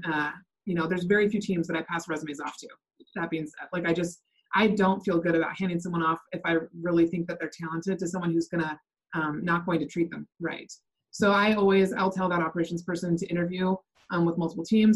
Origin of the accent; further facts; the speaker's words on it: Bothell, Washington, United States; I'm from Bothell, Washington, just north of Seattle